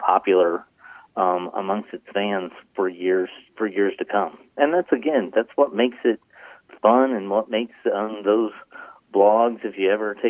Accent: Xenia, Illinois, United States; my hometown of Xenia, Illinois

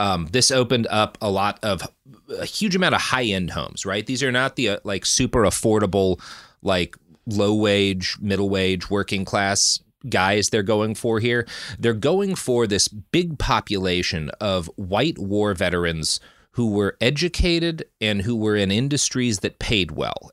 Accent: Dallas, Texas, United States; moved away; also born or lived in California; growing up in Texas

